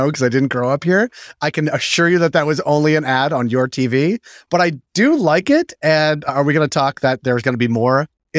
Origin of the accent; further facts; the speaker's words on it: United States; as an American